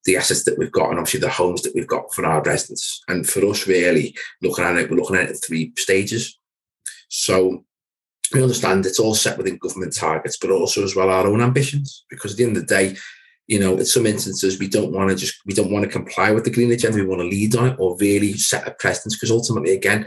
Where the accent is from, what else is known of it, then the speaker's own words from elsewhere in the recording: Wirral, Merseyside, North West England, United Kingdom; based predominantly in the Will, which is a part of Merseyside. So guys, if you can tell by my accent, yes, I'm a local guy